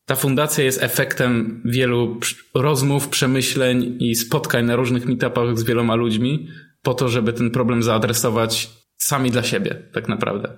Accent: Silesian Voivodeship, Poland; u nas na Śląsku

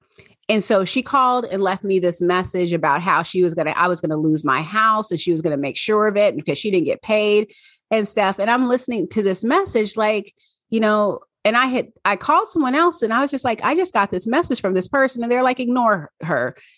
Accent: Pacific Northwest, United States; accent: Southern; And my Southern accent came out and I was born and raised in the Pacific Northwest. So I only have a Southern accent occasionally.

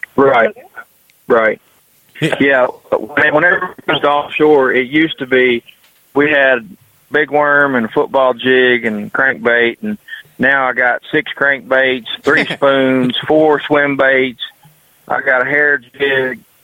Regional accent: United States; I'm from Mississippi River where you get a you get a jig bite in a willow bush

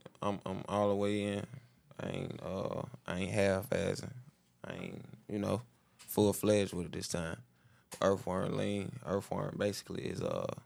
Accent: Clayton County, Georgia, United States; I'm from ClayCo

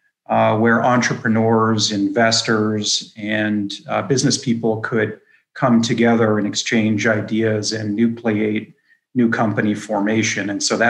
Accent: Pittsburgh, Pennsylvania, United States; also born or lived in Washington, D.C. area / Phoenix / Boston / San Francisco; I've obviously been born and raised in Pittsburgh.

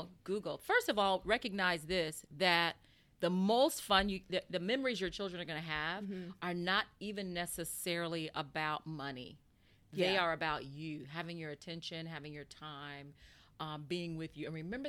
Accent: San Diego, California, United States; I grew up in San Diego.

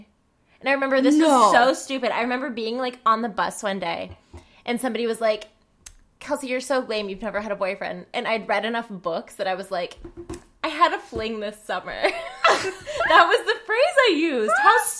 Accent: North Carolina, United States; born or raised there; moved away as an adult; now in New York, United States

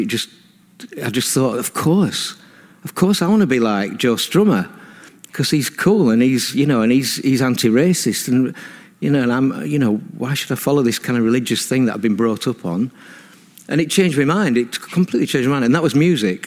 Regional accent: Burnley, North West England, United Kingdom; I was brought up in Burnley in a religious household

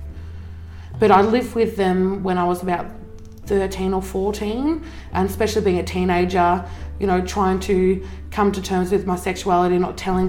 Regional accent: northwest coast of Tasmania, Australia; also born or lived in Zeehan, Tasmania / Queensland; So I lived in Zeehan until I was about six. Moved up to the northwest coast, lived up here most of my life up until I was about, I think, 13. Lived in Queensland for a couple of years as well, so moved up there when I was 13 up until I was like 17

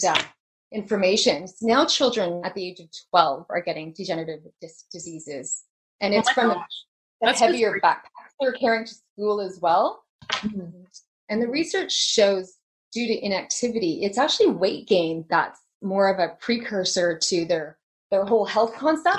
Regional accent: Canada; we live in a winter climate, so we're Canadian

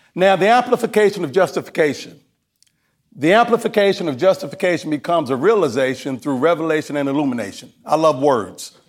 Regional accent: Kentucky, United States; I'm from Kentucky

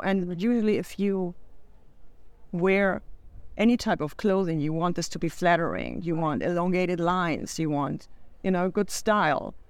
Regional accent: Hamburg, Germany; moved away as an adult; now in United States; Hamburg. Nice. That's where I'm from. And um, I moved to the States in 2011

